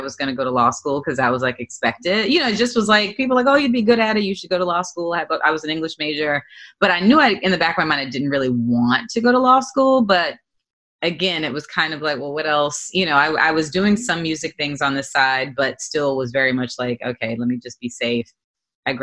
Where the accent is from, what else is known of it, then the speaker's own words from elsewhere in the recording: Montgomery, Alabama, United States; moved away as an adult; also born or lived in Boston, Massachusetts / New York; I was born in Boston, but my mother and I moved to Alabama when I was three, when my parents separated. So I grew up in Montgomery, Alabama